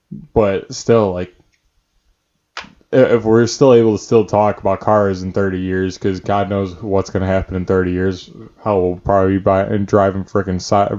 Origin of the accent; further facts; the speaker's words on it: Chicago, Illinois, United States; I'm from Chicago.